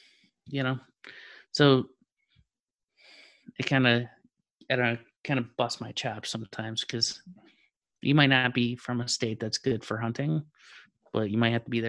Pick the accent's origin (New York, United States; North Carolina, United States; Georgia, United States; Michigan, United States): Michigan, United States; moved away; I'm originally from Michigan.